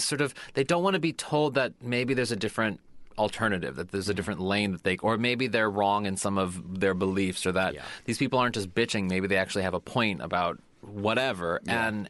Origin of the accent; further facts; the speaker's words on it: St. Louis, Missouri, United States; from my hometown of St. Louis, Missouri